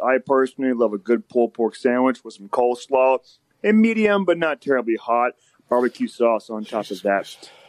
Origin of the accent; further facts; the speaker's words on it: Memphis, Tennessee, United States; now in Chattanooga, United States; I'm originally from Memphis, Tennessee